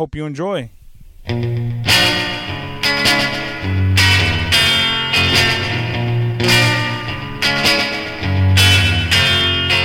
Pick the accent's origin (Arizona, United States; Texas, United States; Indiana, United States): Texas, United States; Alice; now in San Antonio, United States; I grew up in Alice, Texas